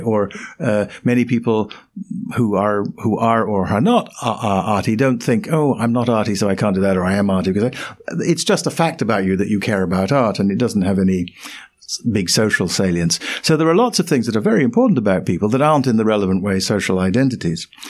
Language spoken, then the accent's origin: English; London, United Kingdom; where I was born. In London